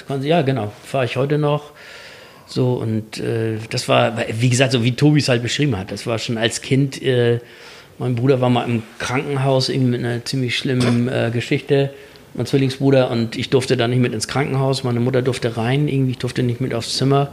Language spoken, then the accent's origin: German; Kiel, Schleswig-Holstein, Germany; bei uns in Kiel